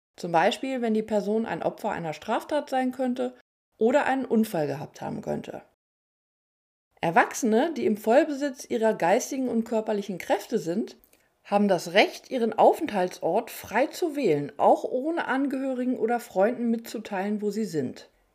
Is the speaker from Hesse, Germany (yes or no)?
no; near Bad Gandersheim, Lower Saxony, Germany; in der Nähe meiner Heimatregion stattfand. Da ich vom Land komme